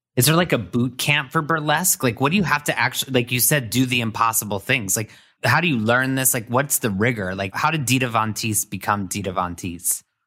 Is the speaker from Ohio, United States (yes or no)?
no; Indiana, United States; I'm from Indiana